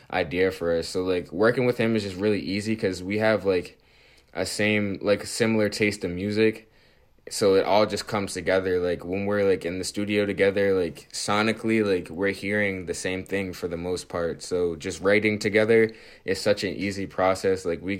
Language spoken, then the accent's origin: English; Dorchester, Massachusetts, United States; also born or lived in Roxbury; I'm from Dorchester.